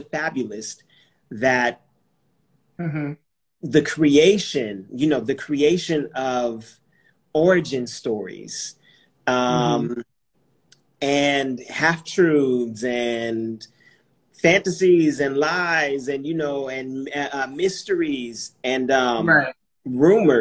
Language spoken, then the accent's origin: English; California, United States; growing up in California